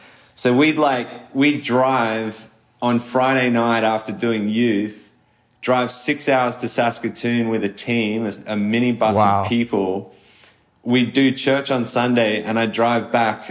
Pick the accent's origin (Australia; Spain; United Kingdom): Australia; moved away as an adult; also born or lived in Sydney; now in Canada; I am Australian